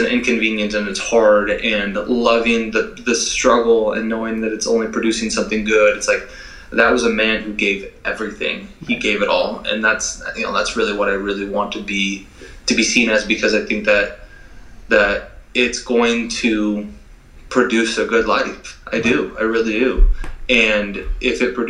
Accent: Burlington, Washington, United States; I was born and raised in Skagit Valley, Burlington

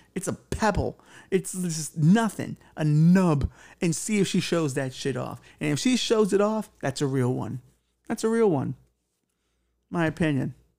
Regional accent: New York, United States; I was from here and it mattered to me and it was my home

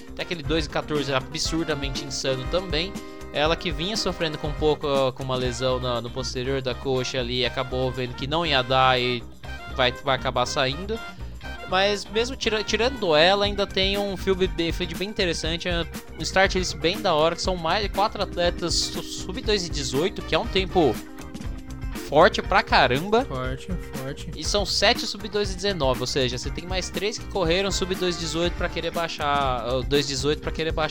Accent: Piracicaba, São Paulo, Brazil; sou de Piracicaba

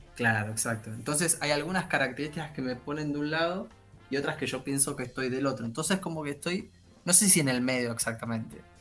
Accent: Argentina

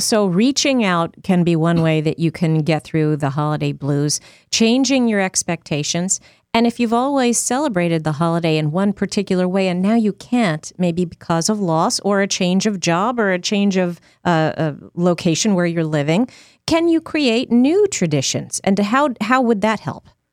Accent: Northeast, United States; moved away; I grew up in the Northeast

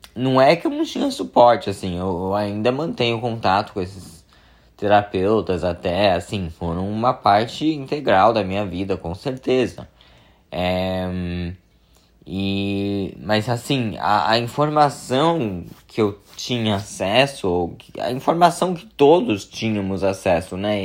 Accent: São Paulo, Brazil; moved away as an adult; now in California, United States; mas eu sou de São Paulo, a família da minha mãe é de São Paulo

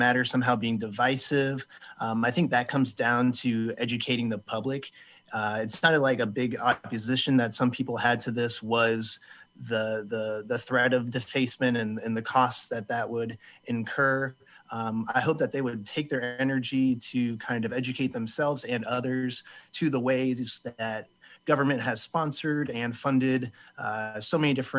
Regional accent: Champaign, Illinois, United States; from Champaign.

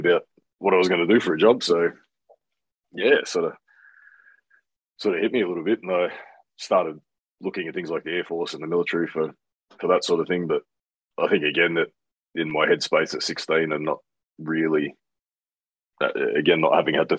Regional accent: Canberra, Australian Capital Territory, Australia; born or raised there; also born or lived in New Zealand

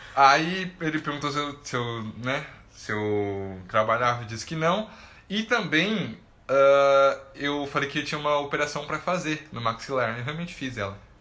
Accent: Brazil; como um bom brasileiro

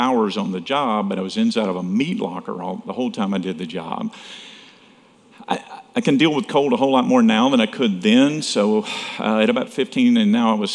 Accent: Saraland, Alabama, United States; It was in a little old town nobody's heard of, Saraland, Alabama

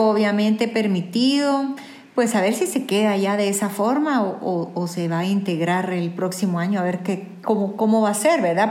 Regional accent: Guatemala

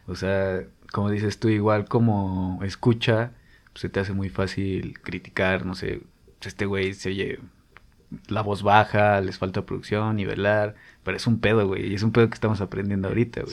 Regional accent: Mexico; como mexicano

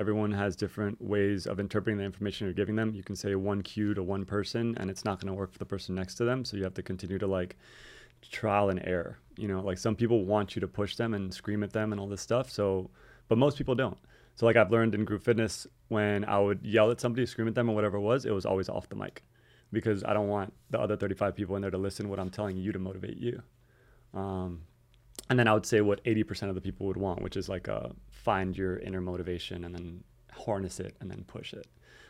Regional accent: Miami, Florida, United States; But so I grew up in Miami area, went to Palmetto Middle School, went to Vineland Elementary back when I was just till fifth grade, Palmetto Middle School, then South Miami Senior High

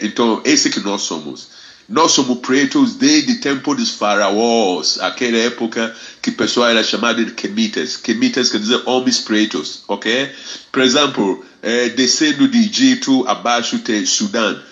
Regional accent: Ghana; Portuguese is a second language; moved away as an adult; now in Rio de Janeiro, Brazil; nasceu na Ghana, Republic of Ghana, lá na West Africa. Mas na verdade eu sou carioca da Clara, porque eu vivo mais no Brasil, eu vivo mais no Rio de Janeiro que eu vivi em Ghana. É claro que eu cresci em Ghana

